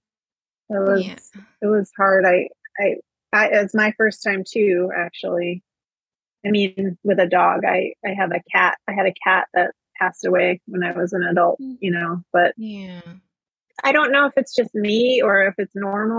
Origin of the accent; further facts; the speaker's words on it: Ohio, United States; I grew up in Ohio